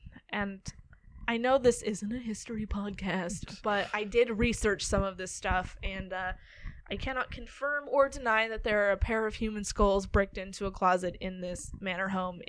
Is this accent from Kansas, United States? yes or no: no; Granite Falls, Minnesota, United States; The Swenson Farm, now a museum, is a turn-of-the-century farmhouse halfway between my hometown of Granite Falls, Minnesota, and Montevideo.